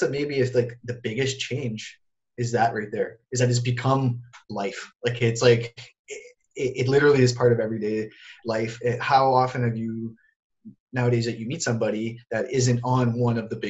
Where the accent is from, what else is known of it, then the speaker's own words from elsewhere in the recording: Sudbury, Ontario, Canada; moved away as an adult; also born or lived in Toronto; I took off from my hometown of Sudbury and I moved to Toronto.